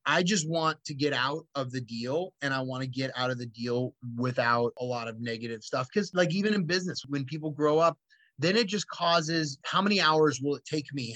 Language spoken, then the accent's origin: English; Cupertino, California, United States; I grew up in Cupertino, California, which is like Mary Poppins town